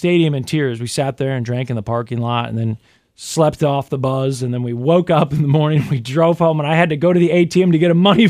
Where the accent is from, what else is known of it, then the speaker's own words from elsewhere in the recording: Kansas City, Missouri, United States; I'm from Kansas City.